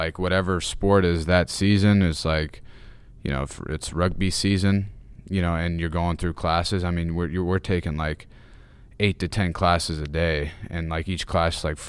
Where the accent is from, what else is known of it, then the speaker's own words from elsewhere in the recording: Knoxville, Tennessee, United States; also born or lived in Atlanta, Georgia; now in Arizona, United States; I lived in Knoxville pretty much my entire life. I was born in Atlanta, Georgia. Have some family there. I've lived in Knoxville pretty much my entire life. Just recently moved to Arizona last July.